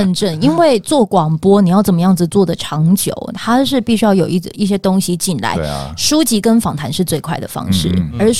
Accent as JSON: {"language": "Chinese", "region": "Pingtung County", "country": "Taiwan", "said": "因为我是屏东人，哦，所以我希望首发团从屏东出发。"}